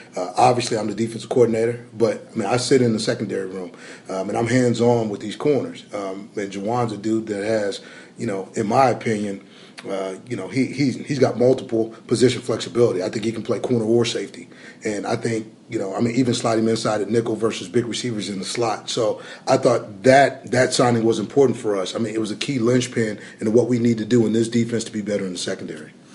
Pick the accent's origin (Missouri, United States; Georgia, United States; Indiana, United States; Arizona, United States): Arizona, United States; moved away; growing up in Arizona